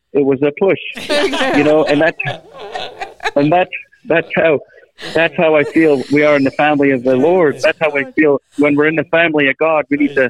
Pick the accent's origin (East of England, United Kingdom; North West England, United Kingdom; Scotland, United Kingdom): Scotland, United Kingdom; now in United States; in Scotland. Still, you know, and now I'm here in America, but I guess I'm more Americanized now than I am Scottish when you think about it.